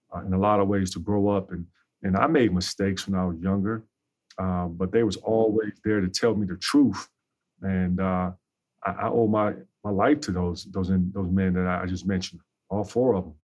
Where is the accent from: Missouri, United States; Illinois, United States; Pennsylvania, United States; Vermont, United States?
Illinois, United States; Chicago; Growing up on the South Side